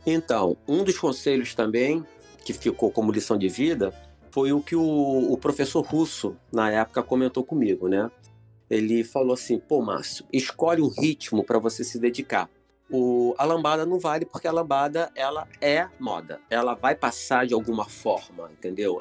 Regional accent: Irajá, Rio de Janeiro, Brazil; also born or lived in São Cristóvão, Rio de Janeiro; Eu sou lá de Irajá, entendeu? Quer dizer, eu, fui nascido e criado em São Cristóvão até uns 7, 8 anos de idade, depois fui para Irajá

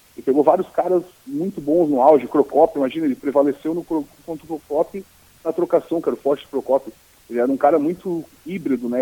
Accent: Florianópolis, Santa Catarina, Brazil; accent: Manezinho; also born or lived in Porto Alegre; Meu lugar de origem é Florianópolis, obviamente, é minha terra natal

